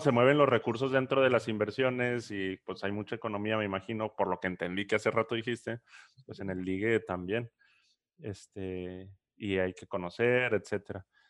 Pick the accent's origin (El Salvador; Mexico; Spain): Mexico; Chihuahua; now in Monterrey, Mexico; Yo ni soy regio, yo soy chihuahuense